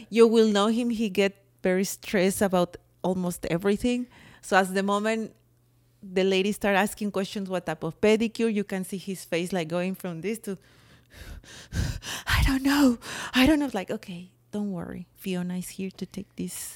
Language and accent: English; Mexico; accent: Mexican; English is a second language; now in United States; It's my Mexican accent.